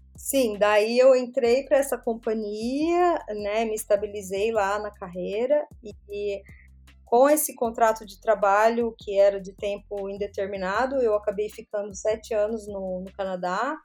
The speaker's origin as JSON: {"language": "Portuguese", "country": "Brazil", "also_born_or_lived": "São Paulo / France", "moved": "as an adult", "said": "faz muito, muito tempo que eu saí do Brasil."}